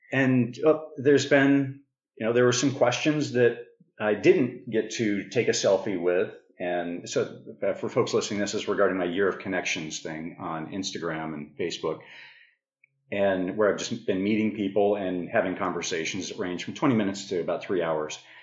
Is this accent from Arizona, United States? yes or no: yes; Prescott, Arizona, United States; moved away; I grew up in Prescott, Arizona